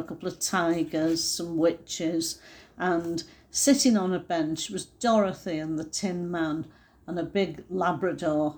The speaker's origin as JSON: {"language": "English", "region": "England", "country": "United Kingdom", "said": "we're from England"}